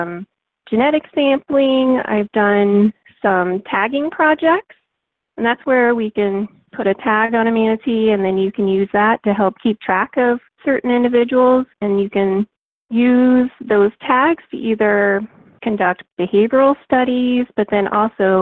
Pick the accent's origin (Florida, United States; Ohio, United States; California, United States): Florida, United States; I grew up here in Florida